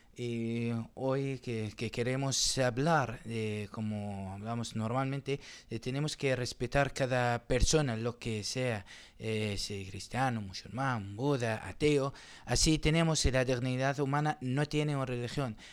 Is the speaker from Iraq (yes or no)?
yes; Qaraqosh, Nineveh, Iraq; Spanish is a second language; moved away as an adult; also born or lived in Erbil, Iraq; yo soy de una ciudad que se llama Carajos